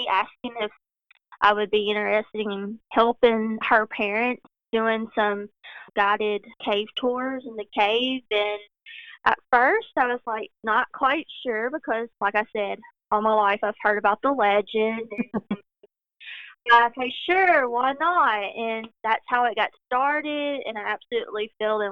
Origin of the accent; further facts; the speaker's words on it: Cedar Hill, Tennessee, United States; I grew up right in Cedar Hill, just outside of Adams. So I've lived in the area all of my life